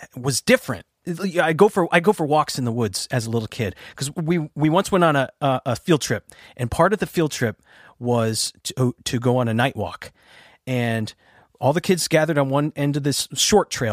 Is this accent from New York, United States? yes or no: yes; Oyster Bay, New York, United States; I'm from Oyster Bay, New York, on Long Island, and um, I uh, grew up in a house